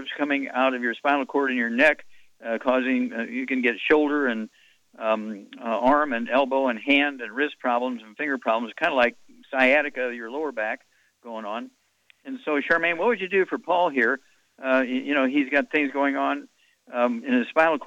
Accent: Missouri, United States; I grew up in Missouri, so I know about Southern fried cooking

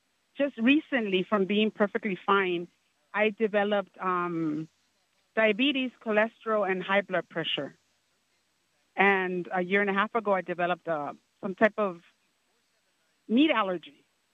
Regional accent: California, United States; accent: Latino; also born or lived in Mexico; I'm from California. I'm Mexican.

